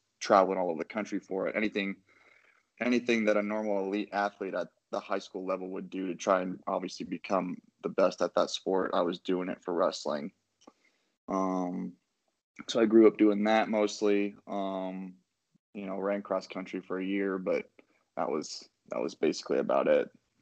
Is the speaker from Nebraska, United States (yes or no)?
yes; Oakland, Nebraska, United States; now in Arnold, United States; I am originally from Oakland, Nebraska. I went to high school at Oakland Craig and Tecamer Herman. My first couple of years, I went to Tecamer Herman. Second half, I went back to my hometown in Oakland.